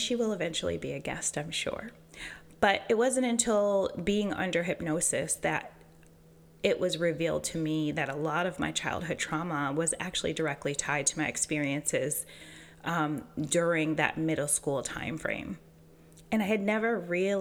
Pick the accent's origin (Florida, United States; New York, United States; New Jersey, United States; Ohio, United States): New York, United States; Western; moved away as an adult; now in Charlotte, United States; I grew up in a small, primarily Caucasian town about 20 minutes from the Canadian border